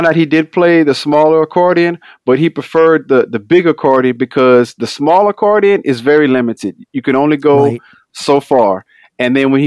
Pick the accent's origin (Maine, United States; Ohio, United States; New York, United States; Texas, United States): Texas, United States; Houston; growing up in Houston, my dad, like a lot of people from Louisiana, they left Louisiana looking for jobs